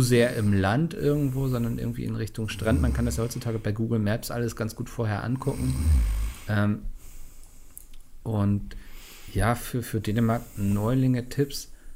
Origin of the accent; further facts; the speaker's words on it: Northern Germany, Germany; ich als Norddeutscher